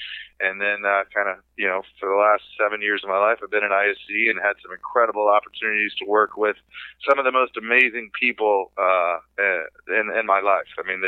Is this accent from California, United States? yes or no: no; Atlanta, Georgia, United States; I grew up in Atlanta, Georgia